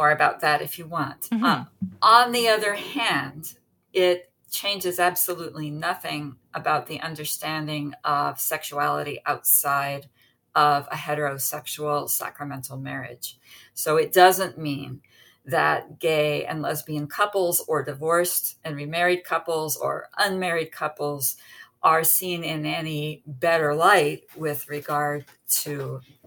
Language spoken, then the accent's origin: English; United States; I'm an American